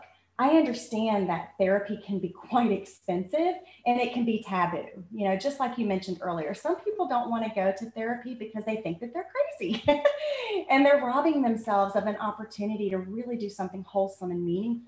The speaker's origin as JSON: {"language": "English", "town": "Bassett", "region": "Virginia", "country": "United States", "tie": "born or raised there", "said": "I grew up in Bassett, Virginia"}